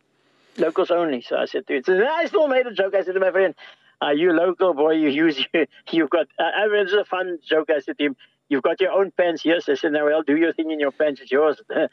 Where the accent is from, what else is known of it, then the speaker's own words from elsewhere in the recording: South Africa; now in Ireland; I'm from South Africa. This is what I experienced all my life. Now I'm here in this country.